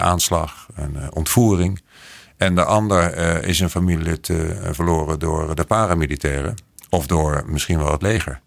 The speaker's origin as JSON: {"language": "Dutch", "country": "Netherlands", "moved": "as an adult", "lives_now": "Bogotá, Colombia", "said": "als Nederlander"}